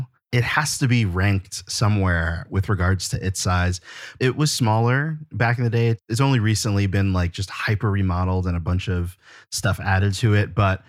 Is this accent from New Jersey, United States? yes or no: yes; New Jersey, United States; we're both from North Jersey.